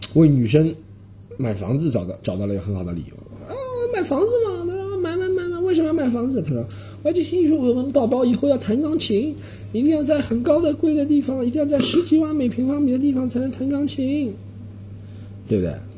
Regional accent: Shanghai, China; moved away; also born or lived in Australia / United States; 这就是咱们上海人编出来的。

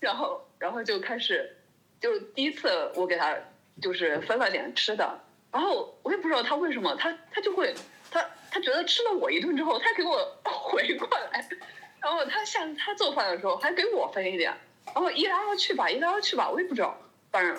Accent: China; now in Germany; 作为一个中国人，

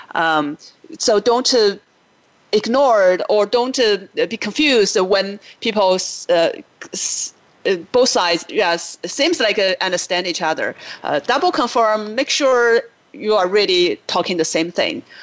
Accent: China; moved away as an adult; now in United States; I grew up in China, but I lived in the US for 20 years now.

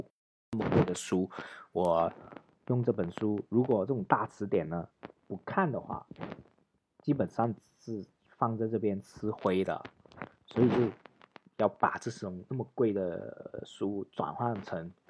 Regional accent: Shenzhen, Guangdong, China; first language Cantonese; Chinese is a second language; 就我出生长大是在深圳的啊，我的母语就是粤语，我爸爸妈妈都是讲粤语的，就是我现在跟家里人聊天都是用粤语聊天。

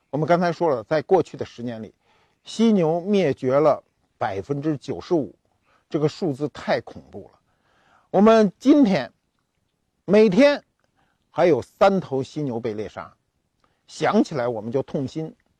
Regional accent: China; 我们中国人

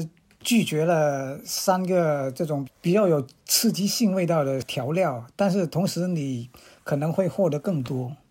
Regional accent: Guangxi, China; 我吃，我家乡就是盛产辣椒的，就是呃紫天椒。

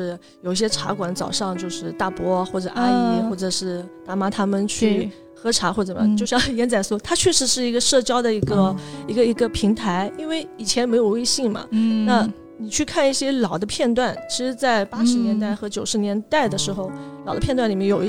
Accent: China; 然后我又是城南长大的，就从小对城南，包括现在都有一份独特的情感在里面。

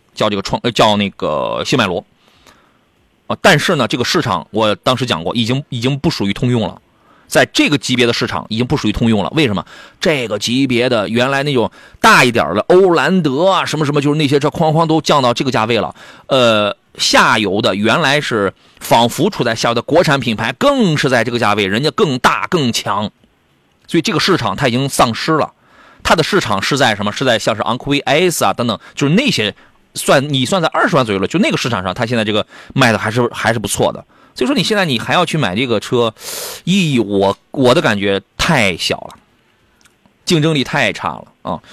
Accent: Qingdao, Shandong, China; 我老家青岛

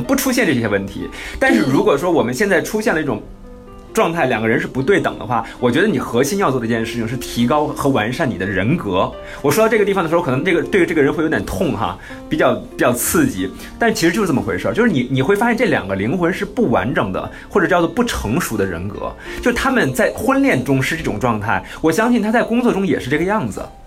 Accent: China; 我们中国人

